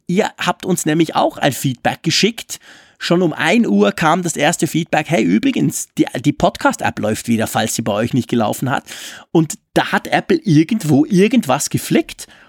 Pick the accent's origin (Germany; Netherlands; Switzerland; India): Switzerland; bei uns in der Schweiz